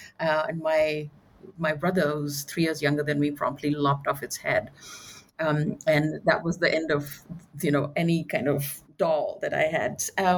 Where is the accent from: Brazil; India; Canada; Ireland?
India; moved away; I grew up in India, and in the sort of pre-1990s, non-globalized India